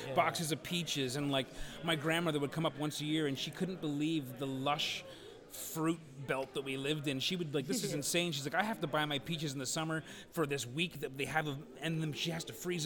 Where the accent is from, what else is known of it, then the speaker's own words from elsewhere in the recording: St. Catharines, Ontario, Canada; I grew up in St. Catharine, so like getting to Toronto was a big deal